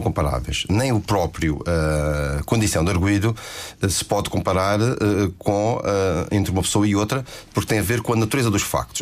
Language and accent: Portuguese; Madeira, Portugal; a minha terra